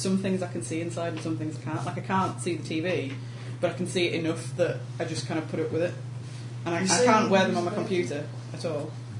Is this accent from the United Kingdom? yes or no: yes; England, United Kingdom; accent: English; now in United States